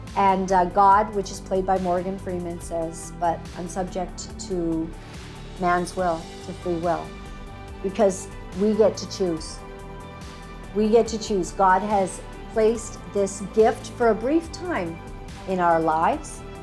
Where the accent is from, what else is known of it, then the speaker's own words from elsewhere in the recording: Canada; we are Canadian